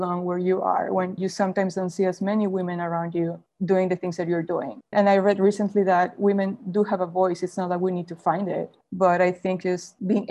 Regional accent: Mexico; moved away; I was born and raised in Mexico

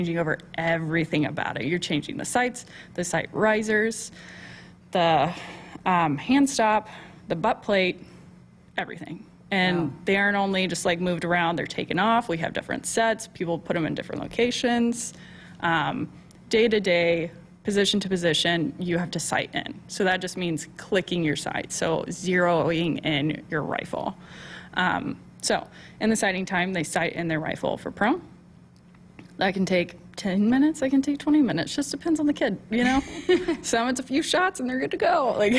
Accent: Texas, United States; You know, I'm from Texas, so.

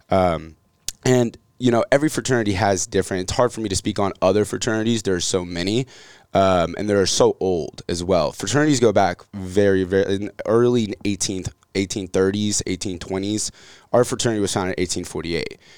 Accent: Atlanta, Georgia, United States; also born or lived in Marietta; So I was born in Atlanta. Uh, grew up in Atlanta, Marietta, right outside of Atlanta.

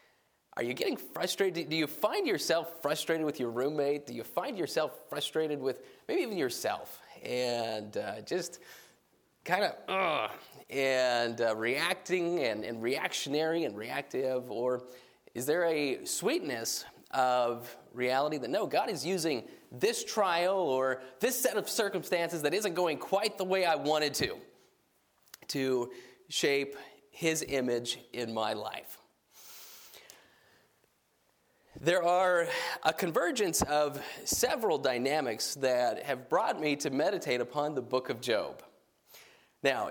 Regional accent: New Mexico, United States; I grew up in New Mexico

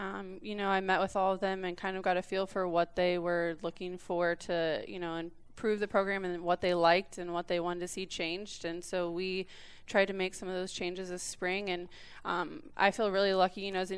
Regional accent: Fort Scott, Kansas, United States; my dad was a college football coach, so we kind of moved all over the place. I did go to high school in Fort Scott, Kansas.

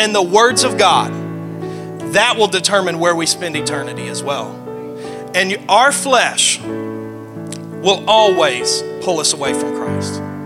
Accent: the South, United States; I'm from the South

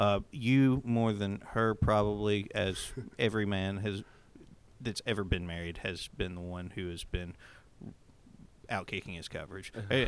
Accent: Springfield, Tennessee, United States; I was born in Springfield, Tennessee.

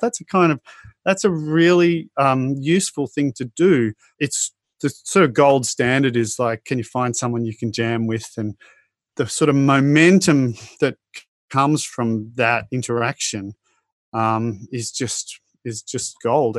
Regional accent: Australia; growing up in Australia

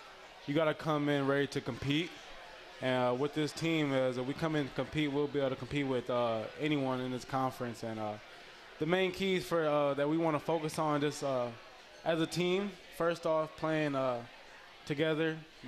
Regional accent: Detroit, Michigan, United States; from Detroit, Michigan.

